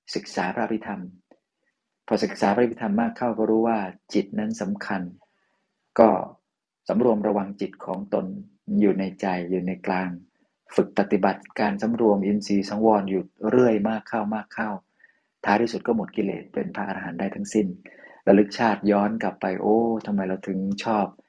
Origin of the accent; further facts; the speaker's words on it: Lampang, Thailand; moved away; หลวงพี่ก็เดินทางมาที่บ้านเกิดจังหวัดลำปาง